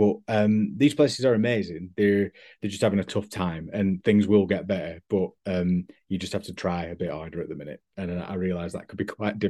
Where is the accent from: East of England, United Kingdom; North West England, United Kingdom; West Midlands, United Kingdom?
North West England, United Kingdom; Accrington; I've no problem admitting that I've got a really sort of rose-tinted view of Accrington and Lanca